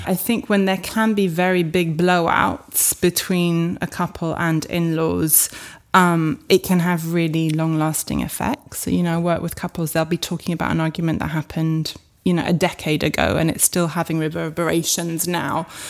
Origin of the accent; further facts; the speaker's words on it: France; moved away; I grew up in France